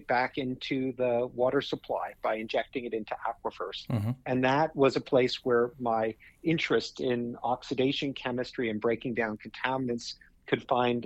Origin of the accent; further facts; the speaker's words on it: United States; moved away; I grew up just outside of New York City